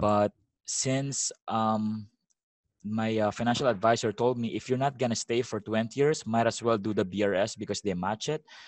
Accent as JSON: {"language": "English", "country": "Philippines", "also_born_or_lived": "Vallejo, California, United States", "moved": "yes", "lives_now": "Sasebo, Japan", "said": "I'm from the Philippines, right? So when I went to America, it's been like only a year"}